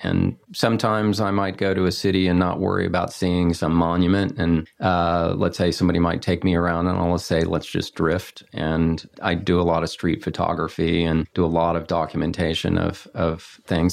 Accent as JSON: {"language": "English", "region": "Texas", "country": "United States", "tie": "born or raised there", "moved": "yes", "lives_now": "Los Angeles, United States", "said": "growing up in Texas, landlocked and in the nineteen sixties"}